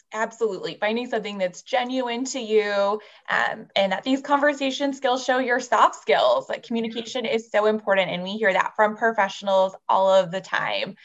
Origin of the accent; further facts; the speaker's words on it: San Jose, California, United States; It's my hometown, San Jose, California